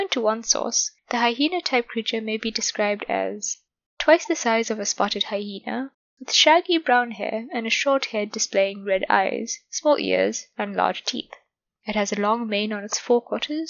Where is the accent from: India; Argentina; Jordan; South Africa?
South Africa; my home country of South Africa